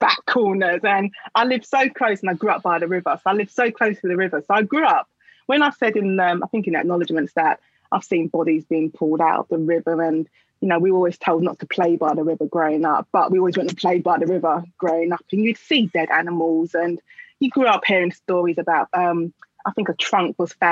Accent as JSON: {"language": "English", "region": "London", "country": "United Kingdom", "tie": "born or raised there", "said": "I live in London and I grew up in London"}